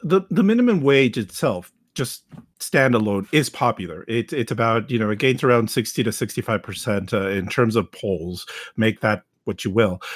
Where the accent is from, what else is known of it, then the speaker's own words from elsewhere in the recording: Texas, United States; myself as a Texan